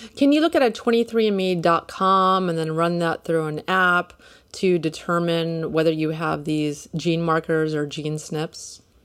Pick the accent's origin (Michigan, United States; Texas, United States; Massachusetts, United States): Texas, United States; Houston; I'm from Houston too